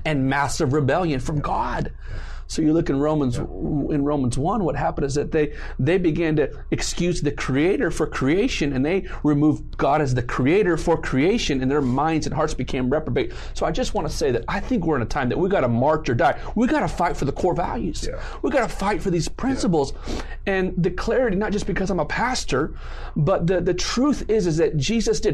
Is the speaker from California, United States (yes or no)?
yes; southern Riverside County, California, United States; born or raised there; also born or lived in San Juan Capistrano, Orange County, California